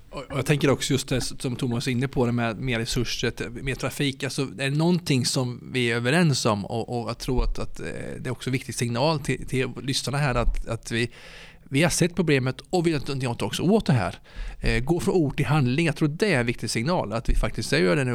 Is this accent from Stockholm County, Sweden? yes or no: no; Ödeshög, Östergötland, Sweden; kommer från Ödeshög eh, i Östergötland